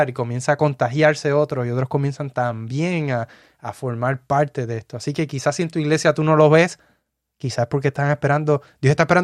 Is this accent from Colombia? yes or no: no; Puerto Rico; now in United States; Nosotros llegamos de Puerto Rico aquí a los Estados Unidos. En el lugar donde estamos no tenemos familia, familia de sangre, no tenemos ninguna.